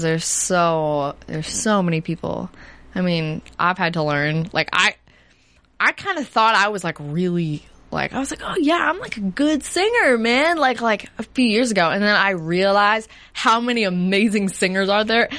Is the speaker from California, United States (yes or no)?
no; New Jersey, United States; I'm from New Jersey.